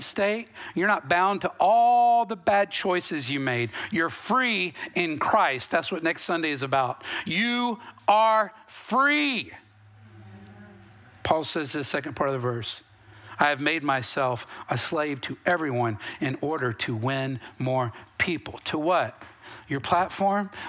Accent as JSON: {"language": "English", "region": "North Carolina", "country": "United States", "said": "I'm from North Carolina"}